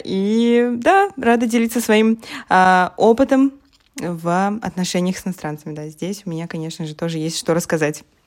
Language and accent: Russian; Russia; moved away as an adult; now in Poland; я вообще из России, но вот три года, а, как уже переехала в Польшу